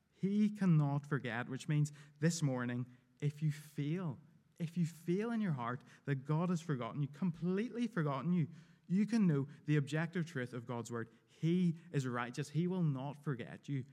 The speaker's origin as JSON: {"language": "English", "country": "United Kingdom", "said": "I'm very British"}